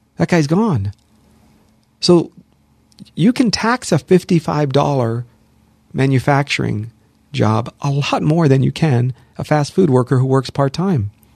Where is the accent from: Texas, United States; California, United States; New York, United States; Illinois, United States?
California, United States; Los Angeles; also born or lived in Hollywood; I'm born and raised here, born in Hollywood, raised in the San Fernando Valley, lived here my entire life